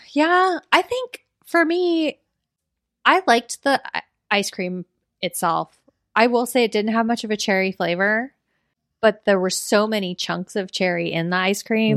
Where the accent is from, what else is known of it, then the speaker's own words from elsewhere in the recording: Florida, United States; we're both from Florida